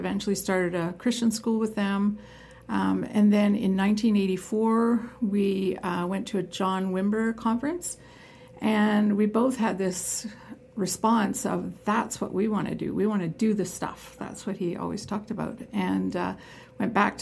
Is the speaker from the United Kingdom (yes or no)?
no; Toronto, Ontario, Canada; I grew up in Toronto